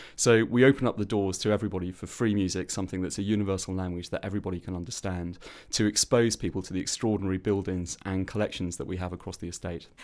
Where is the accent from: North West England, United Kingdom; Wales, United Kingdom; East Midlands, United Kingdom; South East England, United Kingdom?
Wales, United Kingdom; South; moved away; also born or lived in London; I grew up on a councillor state in South Wales